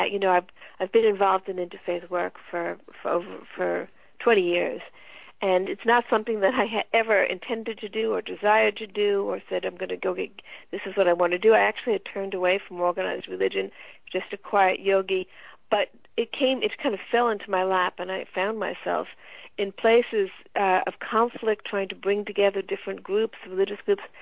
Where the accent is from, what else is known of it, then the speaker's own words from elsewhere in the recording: the American South, United States; born there; I understood why I was born in the American South